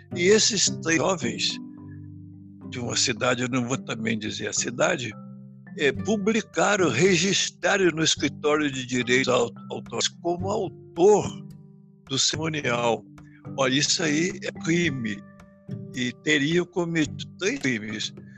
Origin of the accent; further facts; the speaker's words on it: Brazil; Nós não nascemos nesses lugares. Nós nascemos no Brasil